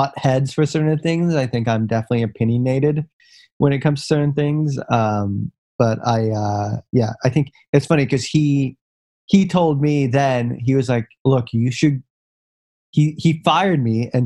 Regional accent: Singapore; moved away as an adult; also born or lived in United States; I had grown up in Singapore

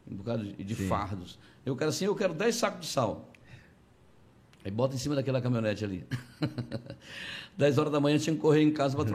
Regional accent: Conceição do Araguaia, Pará, Brazil; Eu sou de Conceição do Araguaia, lá comecei minha vida assim, vendendo pão na rua.

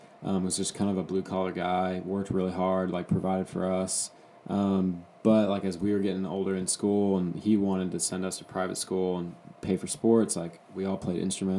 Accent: Austin, Texas, United States; also born or lived in Philadelphia, Pennsylvania / Houston, Texas; So, grew up in South Austin in the Circle C, Circle C, Oak Hill kind of area.

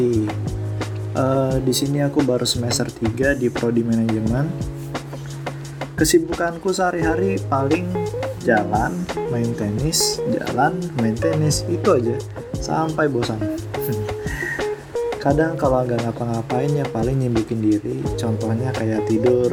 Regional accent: Samarinda, East Kalimantan, Indonesia; also born or lived in Berau; aku lahir di Berau di Kalimantan Timur, tapi aku besarnya di Samarinda dari T K sampai kuliah

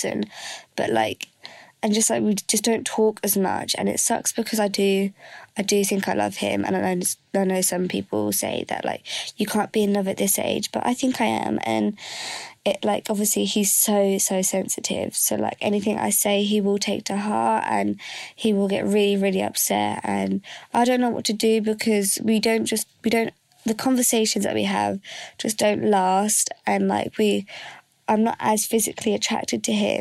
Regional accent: England, United Kingdom; I'm 17 and I'm from England

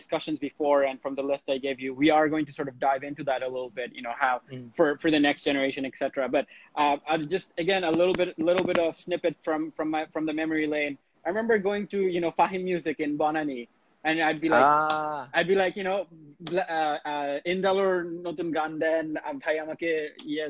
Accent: Bangladesh; moved away; I grew up in Bangladesh

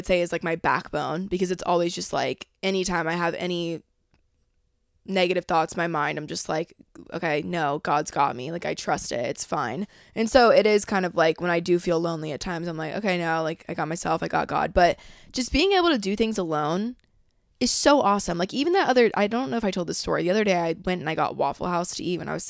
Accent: Georgia, United States; And I was like, yeah, I'm from Georgia. And, like, I talk like this. But I try and, like, minimize it when I come down here because no one talks like that.

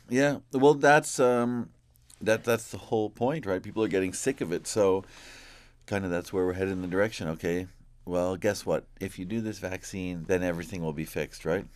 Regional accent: Ontario, Canada; in my hometown

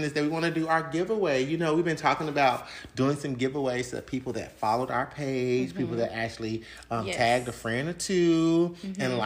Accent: Arkansas, United States; Arkansas, which is my hometown

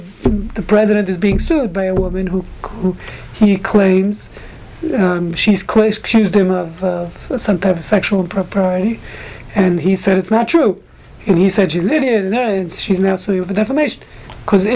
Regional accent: New York City, New York, United States; Grew up in Brooklyn.

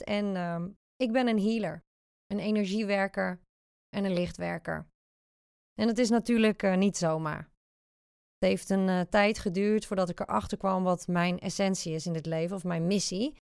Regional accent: Zeeland, Netherlands; now in The Hague, Netherlands; ik kom oorspronkelijk uit Zeeland, dus de zeeuw is eigenlijk nooit uit me gegaan

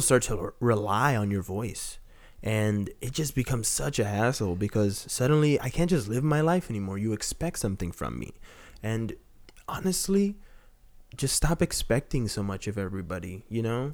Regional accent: Texas, United States; I'm from Texas

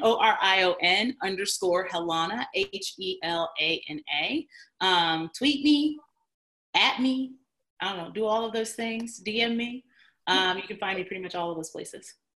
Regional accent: Chicago, Illinois, United States; moved away as an adult; also born or lived in East Coast; I moved 800 miles from home. I moved from Chicago out to the East Coast by myself

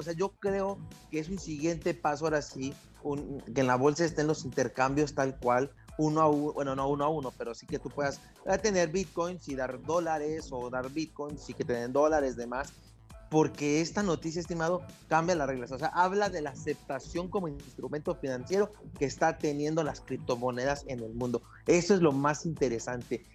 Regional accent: Mexico; si uno como mexicano

